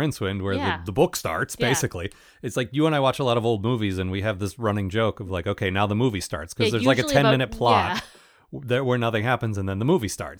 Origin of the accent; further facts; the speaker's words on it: United Kingdom; I'm British and I understand this British thing that you American readers might not understand